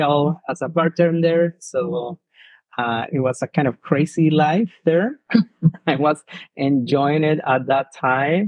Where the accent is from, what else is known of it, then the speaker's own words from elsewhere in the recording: southern Mexico, Mexico; English is a second language; moved away as an adult; now in Canada; I'm from Mexico. I'm originally from south of Mexico. I was living in a very small town where everyone is connected